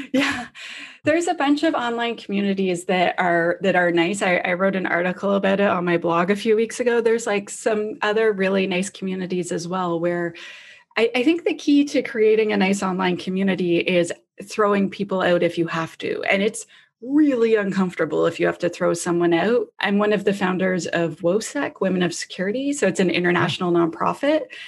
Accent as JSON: {"language": "English", "country": "Canada", "said": "I'm Canadian."}